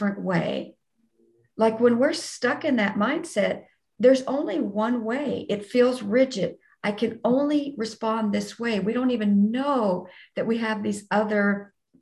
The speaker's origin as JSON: {"language": "English", "region": "Texas", "country": "United States", "said": "I'm from Texas"}